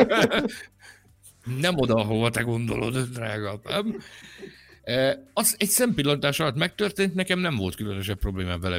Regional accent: Hungary; magyar vagyok

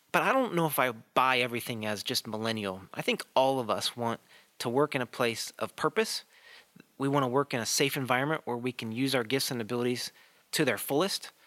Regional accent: Chicago, Illinois, United States; I grew up in the Chicago area

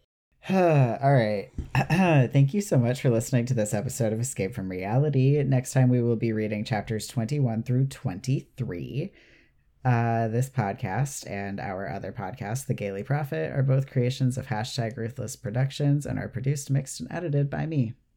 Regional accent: United States

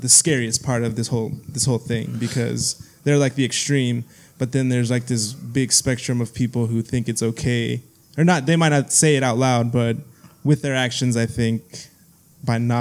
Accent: Texas, United States; now in San Jose, United States; we're from Texas

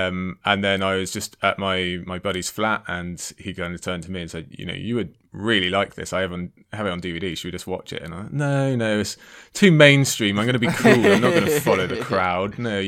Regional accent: United Kingdom; also born or lived in Cardiff; Harry Potter was kind of spoon fed to us being British

